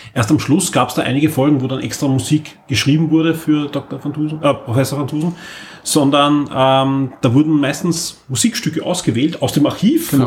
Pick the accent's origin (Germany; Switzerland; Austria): Austria; Ich bin nämlich klarerweise in, in Österreich aufgewachsen